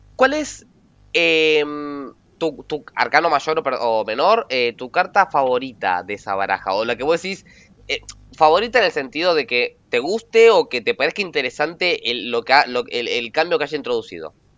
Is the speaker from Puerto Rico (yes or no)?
no; Argentina; Agus y yo somos argentinos